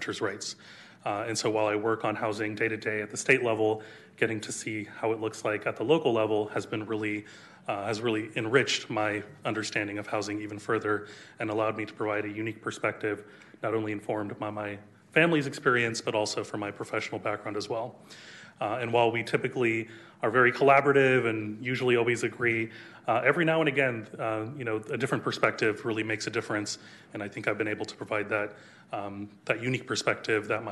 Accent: Sacramento, California, United States; I was born in Sacramento, and my first housing in Sacramento was in public housing

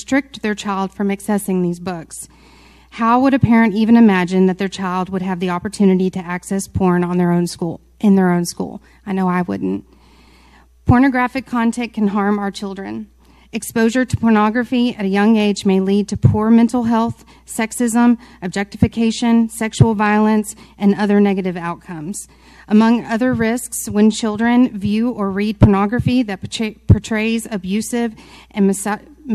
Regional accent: Mansfield, Texas, United States; Mansfield is my hometown, okay? I'm a product of MISD

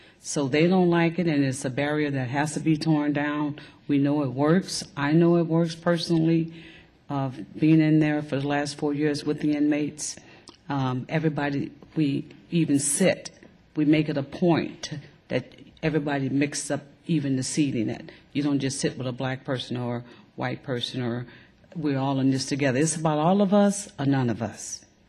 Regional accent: New Orleans, Louisiana, United States; moved away; I'm a product of Jim Crow, growing up in New Orleans.

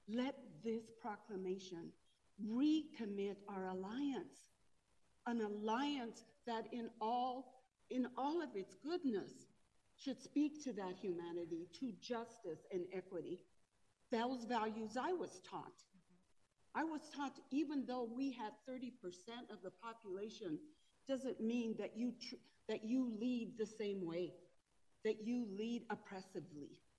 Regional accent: Denver, Colorado, United States; I grew up in the Denver, quite frankly, in East Denver, Five Points and Cole, where my family grew up.

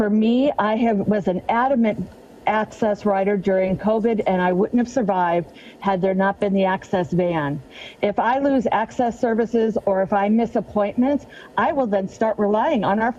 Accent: Shoreline, Washington, United States; I'm from the Ballinger neighborhood, and I represent this area in City or County Council

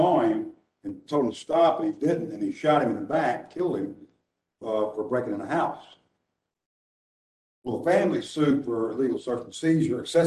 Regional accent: Nashville, Tennessee, United States; I'm from Nashville

